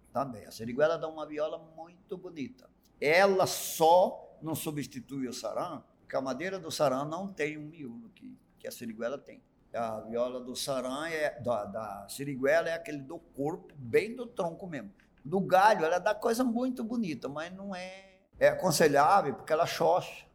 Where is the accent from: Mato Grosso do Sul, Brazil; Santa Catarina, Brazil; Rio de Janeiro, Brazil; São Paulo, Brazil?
Mato Grosso do Sul, Brazil; Chico Leite, Pantanal; also born or lived in Corumbá / Ladário; O lugar onde eu nasci se chamava antigamente Chico Leite, na margem do Rio Paraguai, bem no miolinho do Pantanal